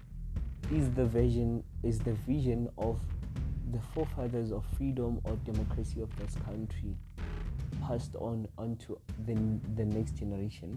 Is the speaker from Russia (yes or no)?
no; South Africa; as a young boy growing up in Africa, let alone growing up in an African country that has just been given its freedom from the oppressors